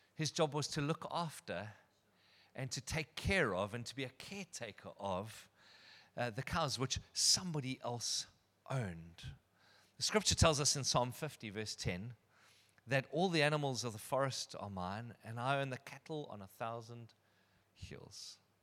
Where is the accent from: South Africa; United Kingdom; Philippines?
South Africa; Durbanville, Western Cape; also born or lived in Benoni; I attended school at Kenridge Primary. I grew up in Durbanville, just around the corner.